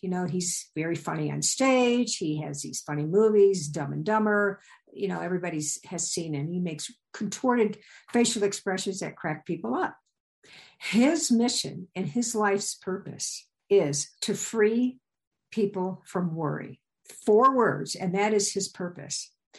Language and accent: English; Midwest, United States; And I came from the Midwest. So seeing a mountain was a big deal, but climbing it was something else.